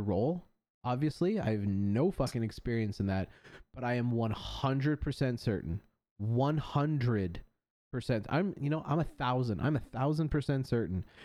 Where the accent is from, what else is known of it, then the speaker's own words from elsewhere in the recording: Canada; I say that as a Canadian. I love my country